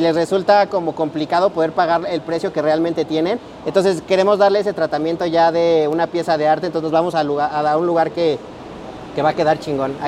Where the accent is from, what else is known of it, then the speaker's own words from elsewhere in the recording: Mexico; soy mexicano